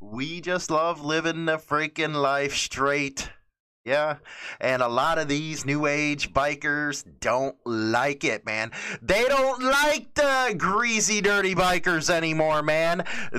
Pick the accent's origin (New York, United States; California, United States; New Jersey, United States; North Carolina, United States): New York, United States; New York City; I'm from New York City.